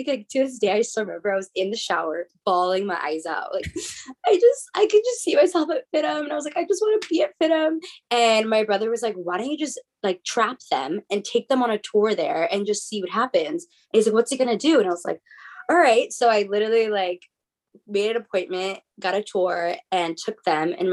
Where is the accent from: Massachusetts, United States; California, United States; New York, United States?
California, United States; La Habra; I grew up in La Habra, California